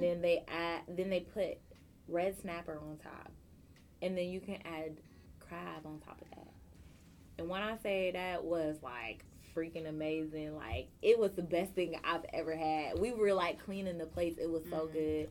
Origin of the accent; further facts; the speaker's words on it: California, United States; moved away; also born or lived in Chicago; I grew up on in Cali